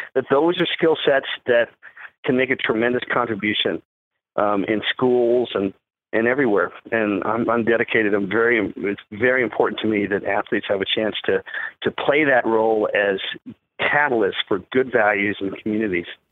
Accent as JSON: {"language": "English", "town": "McLean", "region": "Virginia", "country": "United States", "tie": "born or raised there", "also_born_or_lived": "London, England", "said": "I grew up in, in Northern Virginia, in McLean, Virginia."}